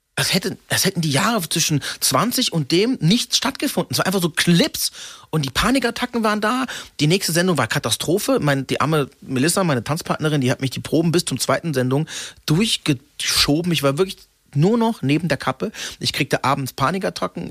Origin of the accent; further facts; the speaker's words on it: Freiburg, Baden-Württemberg, Germany; durch das Ausländersein in Freiburg, wo ich geboren bin